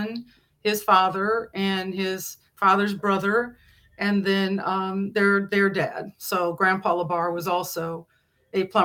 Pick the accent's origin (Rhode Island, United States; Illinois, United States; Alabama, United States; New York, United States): Illinois, United States; moved away as an adult; also born or lived in Hayward, Wisconsin; I was not from Hayward originally. I'm from Illinois